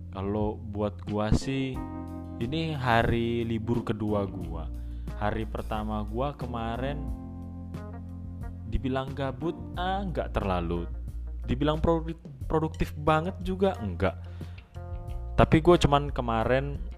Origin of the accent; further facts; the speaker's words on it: Indonesia; nggak cuman di negara asal gue di Indonesia tapi di Timur Tengah ini juga lagi semakin parah